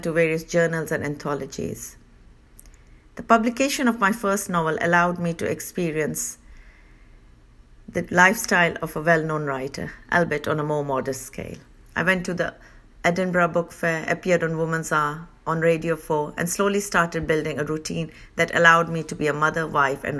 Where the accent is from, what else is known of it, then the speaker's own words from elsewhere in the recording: Italy; moved away as an adult; also born or lived in India / Manchester; I was born in India and brought up in Italy